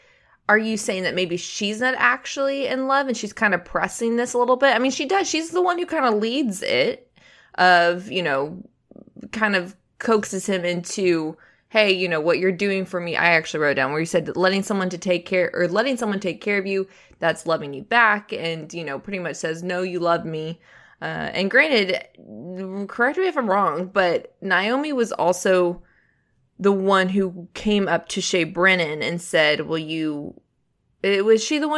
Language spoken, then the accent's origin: English; Phoenix, Arizona, United States; I grew up in Phoenix, Arizona.